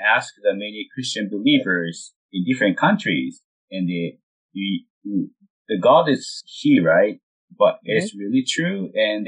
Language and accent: English; Japan; moved away; I'm from Japan